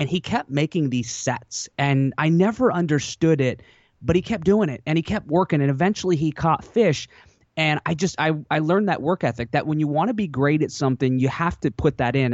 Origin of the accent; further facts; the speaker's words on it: Washington, United States; also born or lived in Alaska; my parents moved me to Washington State when I was pretty young